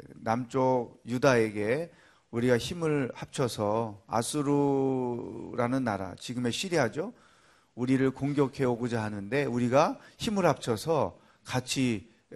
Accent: Cheongju, North Chungcheong, South Korea; 저는 어릴 때 시골에서 컸기 때문에 물론 서울 빼고는 다 시골이라고 그러잖아요. 어, 청주라는 도시에 살았지만

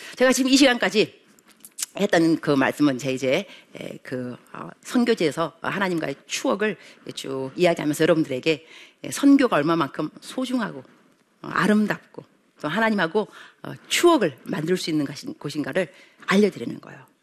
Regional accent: South Korea; moved away as an adult; now in Kenya; South Korea

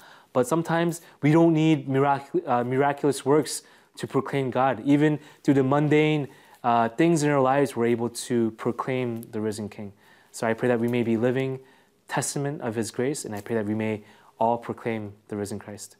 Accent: Côte d’Ivoire; because I grew up in Africa, and because my parents were missionaries in the Ivory Coast

